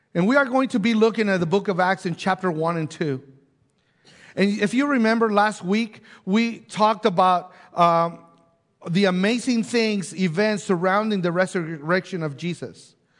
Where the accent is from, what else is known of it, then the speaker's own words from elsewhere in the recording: Mexico; now in Bella Vista, United States; growing up in Mexico and then moving to different places and then now end up in Bella Vista